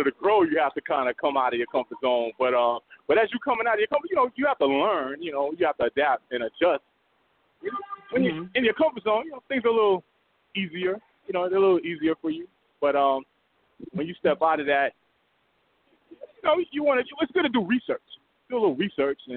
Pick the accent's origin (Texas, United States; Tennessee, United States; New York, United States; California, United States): New York, United States; New York City; I'm from the Bronx, New York